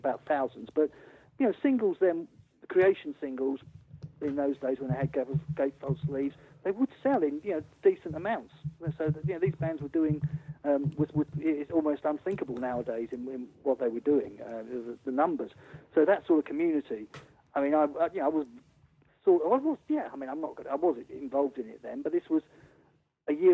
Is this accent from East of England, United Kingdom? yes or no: no; Wimbledon, London, United Kingdom; moved away; also born or lived in Sussex; I'm from Wimbledon